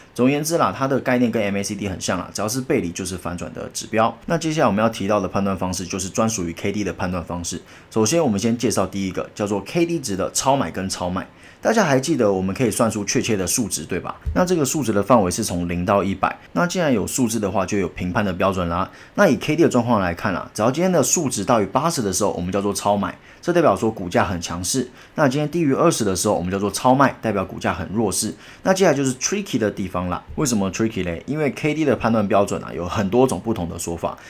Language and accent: Chinese; Taiwan; 我们台湾人